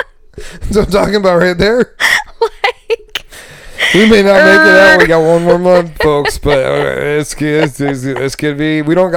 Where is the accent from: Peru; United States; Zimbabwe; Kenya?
United States; Michigan; now in Key West, United States; I'm a Michigander. I am not a Wisconsiner or a Minnesotan.